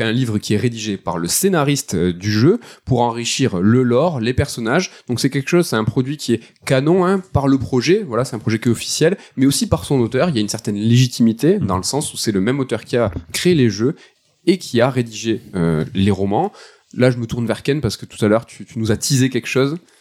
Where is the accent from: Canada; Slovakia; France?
France; first language French; en tant que français